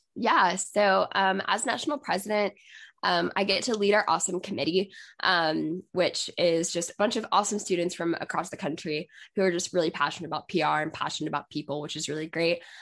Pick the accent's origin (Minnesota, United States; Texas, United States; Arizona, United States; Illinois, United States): Texas, United States; I'm from Texas